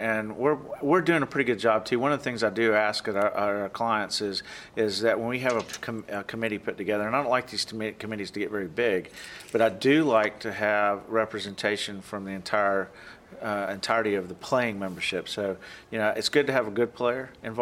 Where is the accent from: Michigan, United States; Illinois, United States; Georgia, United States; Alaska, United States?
Georgia, United States; moved away as an adult; now in Oklahoma, United States; I grew up in Georgia, and my family was all, a lot of my family were farmers and factory workers